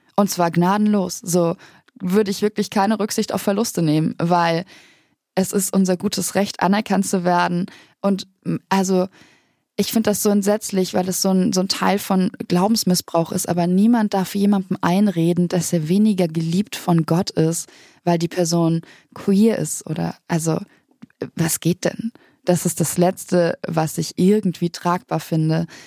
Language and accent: German; Bavaria, Germany; ich komme aus Bayern, aus einem sehr kleinen Ort, ganz weit im Süden